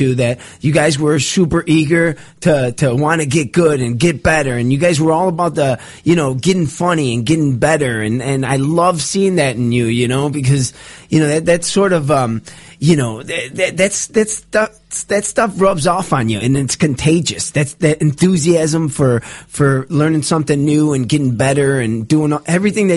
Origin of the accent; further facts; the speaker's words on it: Chicago, Illinois, United States; moved away as an adult; now in Los Angeles, United States; we're from Chicago, born and raised